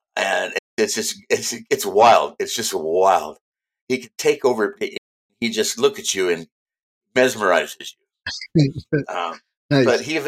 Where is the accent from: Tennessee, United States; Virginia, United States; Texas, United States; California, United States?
California, United States; Del Mar; also born or lived in Philippines; I'm a product of an Air Force family. I grew up in Del Mar, California.